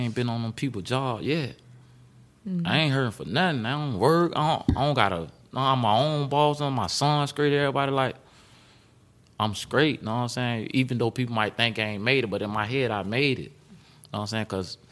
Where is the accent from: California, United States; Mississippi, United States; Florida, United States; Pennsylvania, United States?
Florida, United States; Broward County; moved away as an adult; now in Atlanta, United States; I'm from Broward County